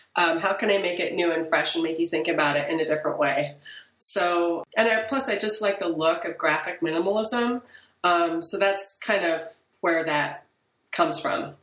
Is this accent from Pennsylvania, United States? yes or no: no; Portland, Oregon, United States; also born or lived in France / Middletown, Connecticut; I was in France until I was eight, and then I moved back to my parents' home uh, they're from a small town in Oregon, but they moved back to Portland. And I was in Portland from the time I was eight till the time I graduated from high school